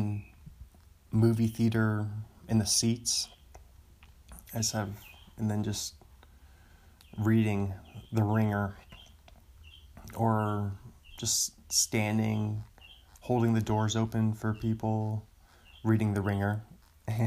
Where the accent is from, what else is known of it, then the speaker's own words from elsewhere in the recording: Washington, United States; marijuana became legal in my home state the same year I turned 21.